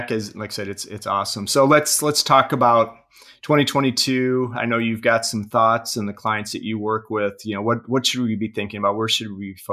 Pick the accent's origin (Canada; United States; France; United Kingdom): Canada; Toronto, Ontario; now in Sydney, Australia; Yeah, I'm born and bred Toronto, right.